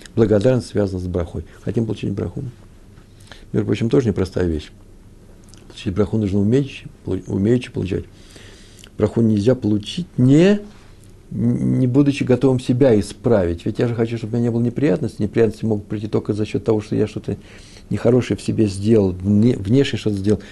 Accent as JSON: {"language": "Russian", "region": "Kyiv", "country": "Ukraine", "tie": "born or raised there", "also_born_or_lived": "Moscow", "moved": "yes", "said": "Киев мой родной город, там все детство провел, все летние месяца в родни, на Подоле я жил."}